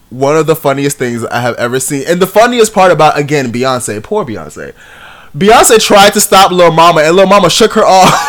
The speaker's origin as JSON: {"language": "English", "region": "New York", "country": "United States", "said": "this is New York. They are singing about New York. I am from New York, and we are in New York"}